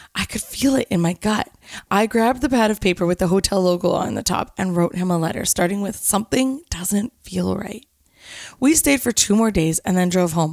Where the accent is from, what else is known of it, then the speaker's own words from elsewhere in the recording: Canada; I was from Canada, I spoke French and English